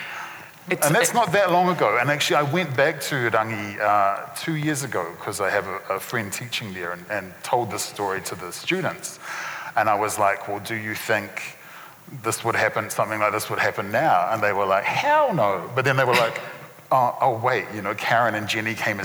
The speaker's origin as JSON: {"language": "English", "town": "Christchurch", "region": "Canterbury", "country": "New Zealand", "tie": "born or raised there", "said": "having grown up in Christchurch"}